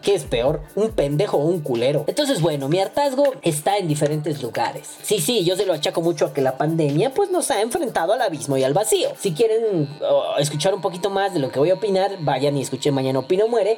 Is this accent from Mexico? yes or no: yes; Mexico; nosotros como mexicanos